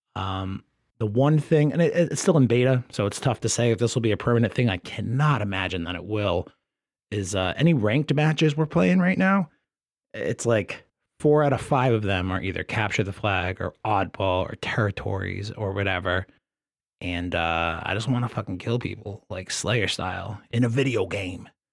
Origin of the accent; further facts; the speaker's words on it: Rhode Island, United States; I'm from Rhode Island